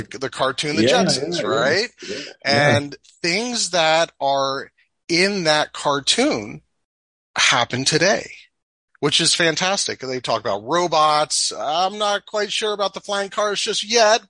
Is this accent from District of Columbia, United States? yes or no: yes; Washington, District of Columbia, United States; moved away as an adult; now in North Idaho, United States; I grew up in the Washington DC area, in the metro area, as a suburbanite.